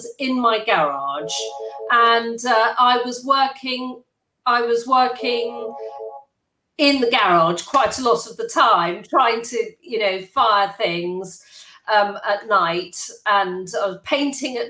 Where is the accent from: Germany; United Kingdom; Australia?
United Kingdom; England; I am an English-born china designer